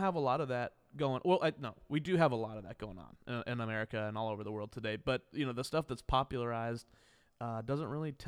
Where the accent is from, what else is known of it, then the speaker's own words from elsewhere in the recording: Wichita, Kansas, United States; moved away; my hometown of Wichita, Kansas